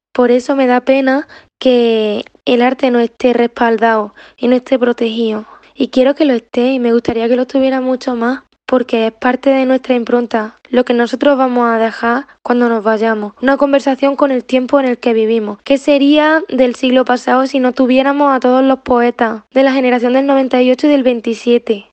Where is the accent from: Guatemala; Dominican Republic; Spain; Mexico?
Spain; Pozoblanco, Andalusia; moved away as an adult; also born or lived in Barcelona; now in Madrid, Spain; yo soy de un pueblo, yo soy de Pozo Blanco